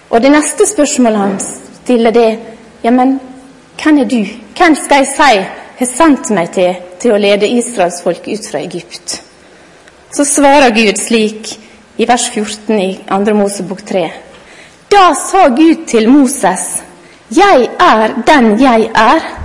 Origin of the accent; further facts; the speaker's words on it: Godøy, Møre og Romsdal, Norway; jeg er kone, og jeg er mor, og jeg er lærer, og jeg er sunnmøring og godøying.